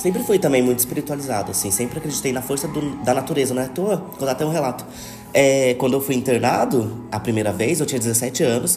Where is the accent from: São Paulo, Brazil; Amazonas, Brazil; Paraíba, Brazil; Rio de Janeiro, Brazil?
São Paulo, Brazil; Taubaté; sou de Tabaté